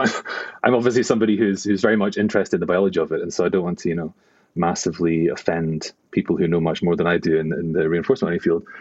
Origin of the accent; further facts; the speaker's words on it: Glasgow, Scotland, United Kingdom; moved away; also born or lived in New York / Cambridge; I am a Glaswegian neuroscientist